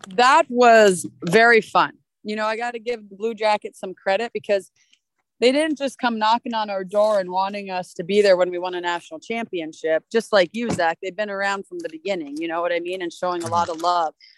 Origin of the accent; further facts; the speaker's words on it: Mississauga, Ontario, Canada; moved away; also born or lived in Minnesota; I grew up in Mississauga, which is a city next to Toronto